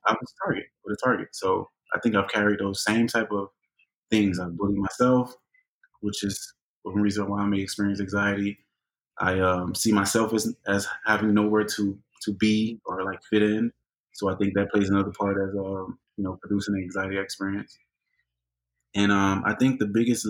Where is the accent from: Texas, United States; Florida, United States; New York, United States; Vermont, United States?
Florida, United States; Hialeah; growing up in Hialeah, predominantly Hispanic, we had our own little African-American